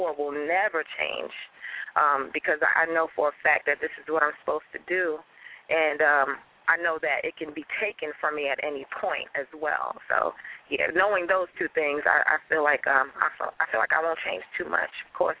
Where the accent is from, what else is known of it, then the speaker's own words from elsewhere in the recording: New York City, New York, United States; I grew up in Staten Island with …